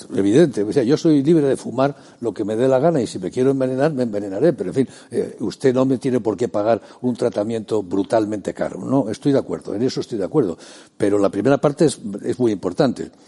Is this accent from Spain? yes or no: yes; Spain; Como soy español, los límites de mi comunidad son España